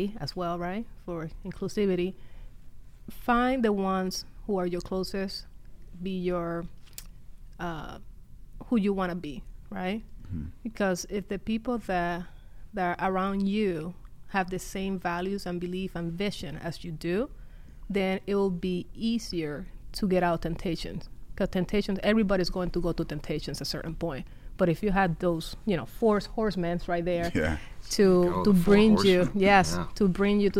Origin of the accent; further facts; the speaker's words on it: Puerto Rico; I'm from Puerto Rico